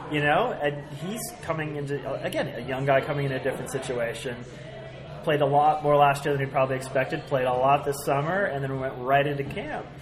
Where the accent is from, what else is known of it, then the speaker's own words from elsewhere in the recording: Bay Area, California, United States; moved away; I grew up in the Bay Area